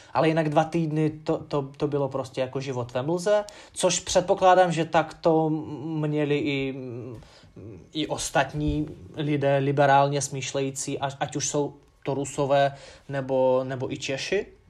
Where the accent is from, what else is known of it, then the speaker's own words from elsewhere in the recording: Ufa, Bashkortostan, Russia; Czech is a second language; now in Czech Republic; město svoje mám rád, Ufu